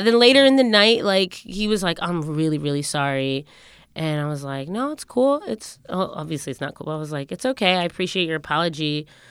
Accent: Windsor, Connecticut, United States; growing up in Windsor, Connecticut

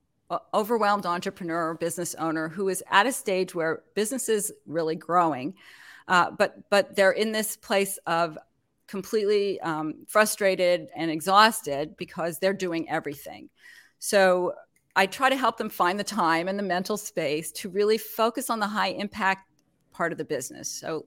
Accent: Montreal, Quebec, Canada; moved away as an adult; also born or lived in New York; I mean, I actually am originally from Canada, from Montreal. So my accent is like all over the place. And I moved to New York to go to graduate school. And I lived there for forever and raised my children there.

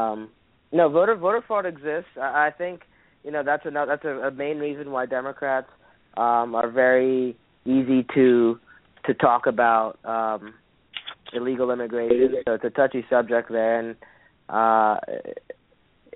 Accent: Kenya; now in United States; I was born in Kenya, and now I live here

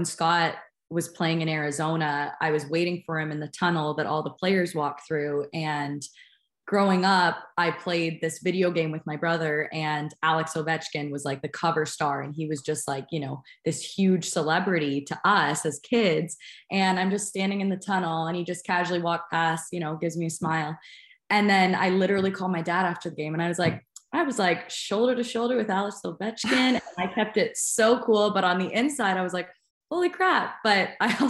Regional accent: Canada; being Canadian myself

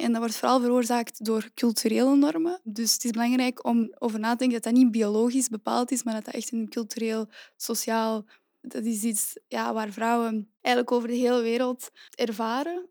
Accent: Antwerp, Flanders, Belgium; also born or lived in Leuven; Ik ben oorspronkelijk van Antwerpen

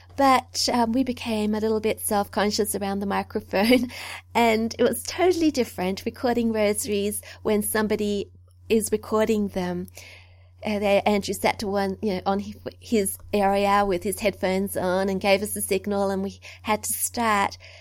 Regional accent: Australia; also born or lived in New South Wales; I'm an Australian

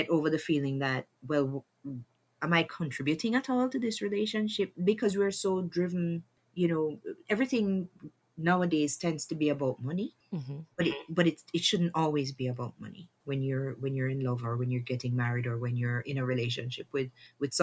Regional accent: Jamaica; Growing up in Jamaica

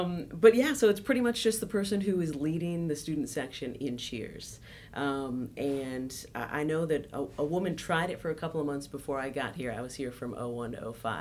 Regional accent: Clovis, California, United States; I grew up in Central Valley of California. Clovis

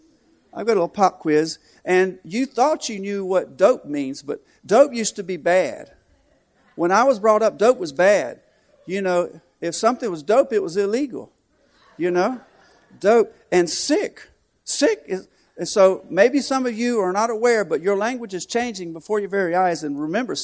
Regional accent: Florence, South Carolina, United States; moved away as an adult; now in Nicaragua; I'm from Florence, South Carolina

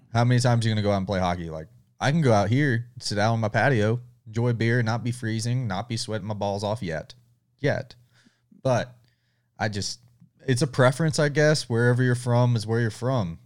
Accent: the South, United States; I'm from the South

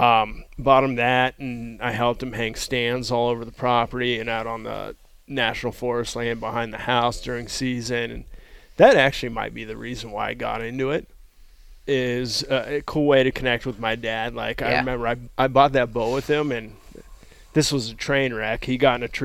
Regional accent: South Lake Tahoe, California, United States; I grew up in South Lake Tahoe

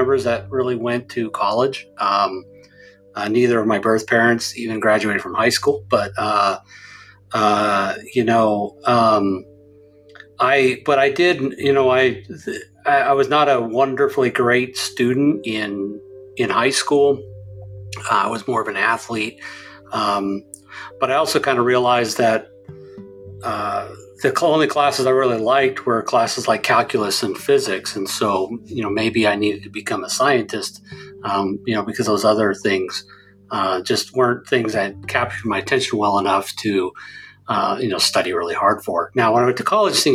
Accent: South Central Montana, United States; now in Oklahoma, United States; I grew up in Montana, actually, in South Central Montana, not far from Yellowstone Park.

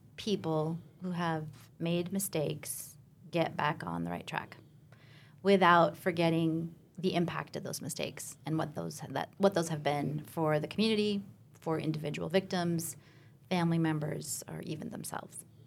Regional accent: Alaska, United States; moved away; So I grew up in Alaska, a small town in Alaska

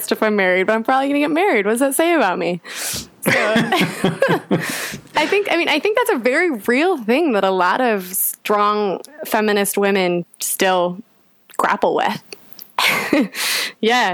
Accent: United States; moved away as an adult; now in London, United Kingdom; being an American in London

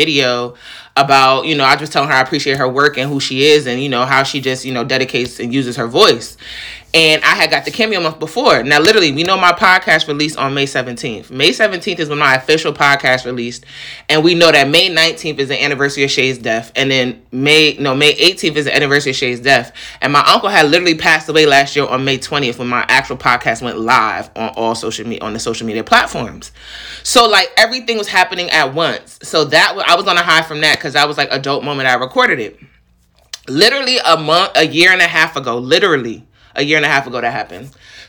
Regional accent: New York, United States; So I'm from New York.

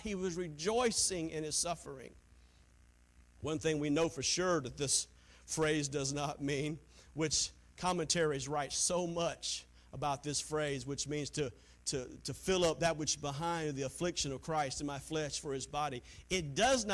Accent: Taylors, South Carolina, United States; moved away; She was from the same town that I was from, Taylor, South Carolina

